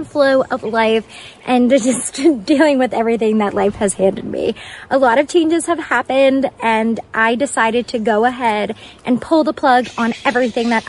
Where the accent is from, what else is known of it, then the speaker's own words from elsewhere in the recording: New York City, New York, United States; moved away; I grew up on Cranberry Court in Staten Island